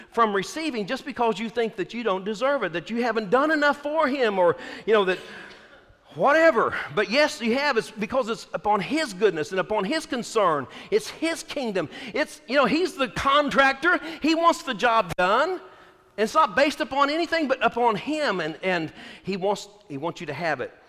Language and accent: English; Texas, United States; I'm from Texas